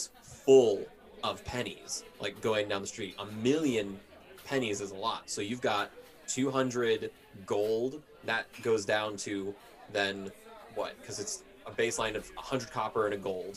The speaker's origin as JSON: {"language": "English", "area": "Minocqua", "region": "Wisconsin", "country": "United States", "tie": "born or raised there", "said": "my hometown of Monaco, Wisconsin, is known for Dr. Kate."}